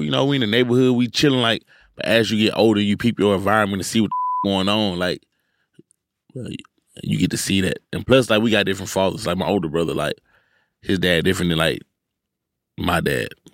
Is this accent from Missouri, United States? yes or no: no; Houston, Texas, United States; I'm from Houston